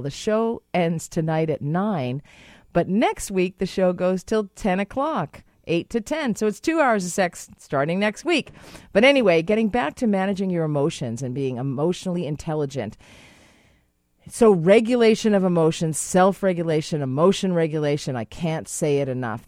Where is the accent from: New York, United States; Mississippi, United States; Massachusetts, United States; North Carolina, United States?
Massachusetts, United States; Boston; now in Canada; I'm from Boston